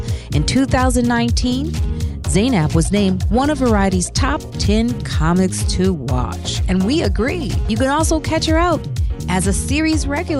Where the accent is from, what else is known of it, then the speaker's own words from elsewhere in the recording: Chicago, Illinois, United States; Hailing from Chicago, my hometown, Chi-Town is in the house.